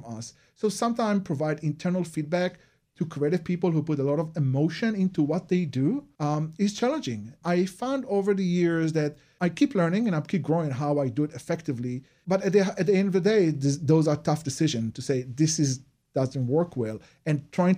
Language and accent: English; Israel; moved away; you notice my accent. So I'm originally from Israel.